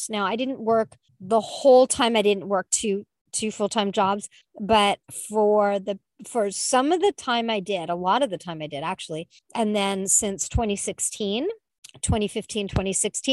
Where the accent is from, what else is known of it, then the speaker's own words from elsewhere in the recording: California, United States; I'm a Californian